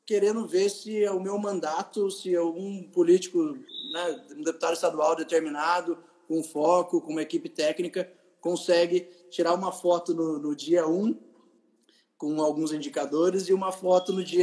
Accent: Taubaté, São Paulo, Brazil; also born or lived in Tremembé / United States; Eu nasci em Tremembé, sou Vale Paraibano. Eu nasci em Tremembé. Eu morei eh, grande parte da minha vida em Taubaté, onde eu moro hoje, né? Então, morei até os 16 anos em Taubaté.

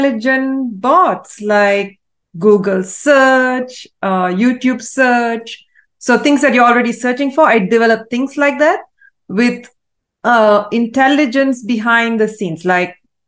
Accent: Malaysia; So I was raised in Malaysia, born and raised in Malaysia

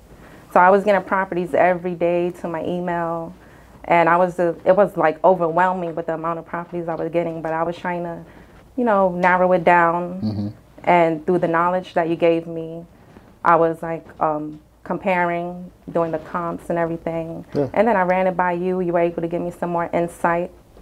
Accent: New York City, New York, United States; also born or lived in Florida; now in North Carolina, United States; I'm from New York, from the Bronx. I lived in Florida for a good segment of my life, maybe 10 years.

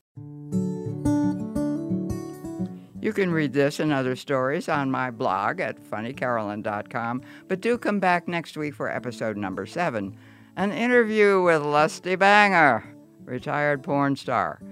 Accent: Lewistown, Pennsylvania, United States; my hometown, Lewistown

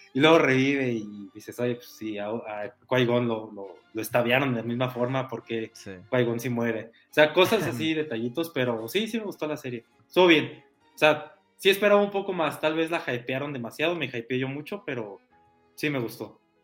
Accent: Mexico

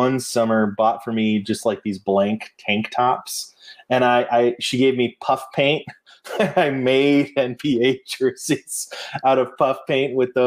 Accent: near Stanford University, California, United States; I grew up near Stanford University

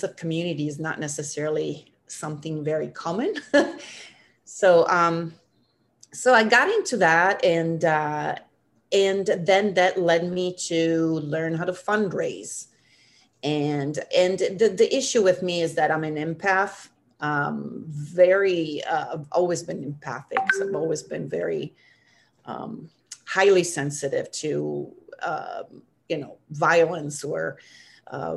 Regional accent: Milan, Lombardy, Italy; moved away as an adult; also born or lived in Missouri, United States / Africa / Central America; now in San Francisco, United States; I'm originally from Milan, Italy. But I've lived in the States for, I would say, the majority

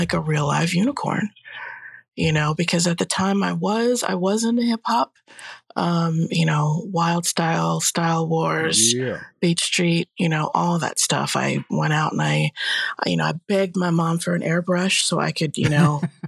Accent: Allentown, Pennsylvania, United States; I grew up in Allentown

